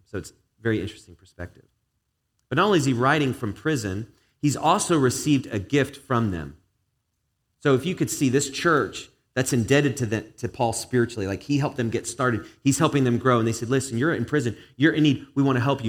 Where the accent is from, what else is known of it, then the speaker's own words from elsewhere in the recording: England, United Kingdom; now in United States; I grew up in England, British family